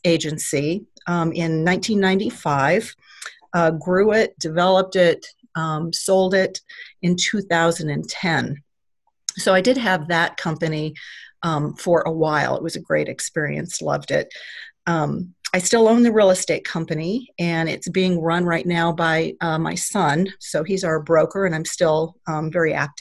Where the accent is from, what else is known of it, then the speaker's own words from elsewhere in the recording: Nebraska City, Nebraska, United States; I'm a native, actually, of Nebraska City, so I was born and raised here